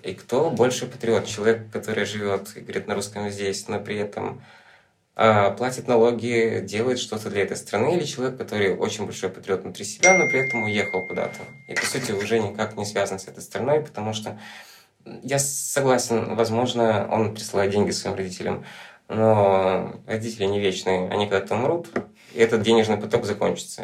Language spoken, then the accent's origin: Russian; Rîbnița, Transnistria, Moldova; now in Chișinău, Moldova; я родился в Приднестровье